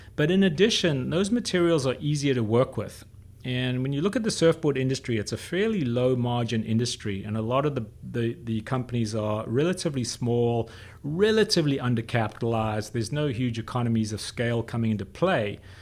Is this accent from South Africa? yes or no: yes; South Africa; I grew up in South Africa